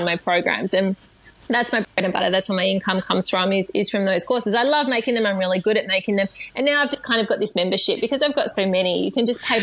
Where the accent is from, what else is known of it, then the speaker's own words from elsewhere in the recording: Melbourne, Victoria, Australia; I grew up in Melbourne in the eastern suburbs of Melbourne